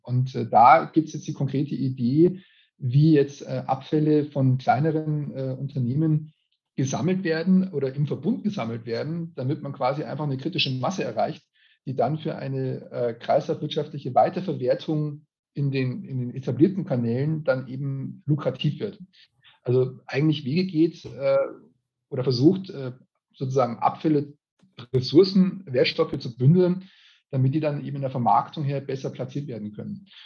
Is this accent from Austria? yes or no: no; Regensburg, Bavaria, Germany; ich bin Regensburger